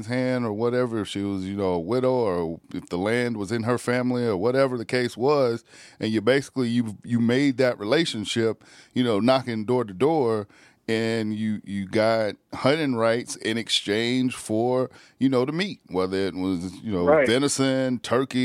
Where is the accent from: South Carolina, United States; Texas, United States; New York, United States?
South Carolina, United States; moved away; also born or lived in Massachusetts / Connecticut; living out in the country, growing up in South Carolina